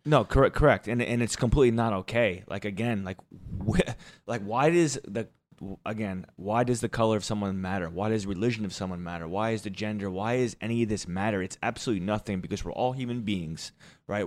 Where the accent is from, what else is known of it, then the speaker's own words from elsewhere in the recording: Jersey Shore, New Jersey, United States; I am from the Jersey Shore. Uh, the Jersey Shore. Um, I am from a beach town